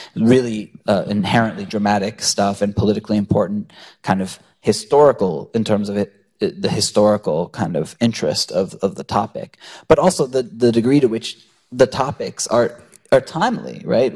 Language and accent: English; United States; I was raised in the United States and I'm culturally very American